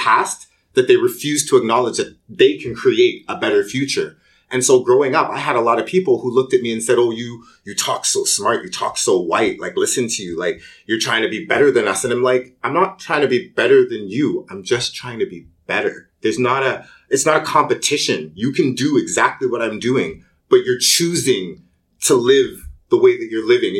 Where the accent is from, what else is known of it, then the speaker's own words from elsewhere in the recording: Toronto, Ontario, Canada; first language English; I grew up in a pretty poor area of Toronto. I grew up in Rexdale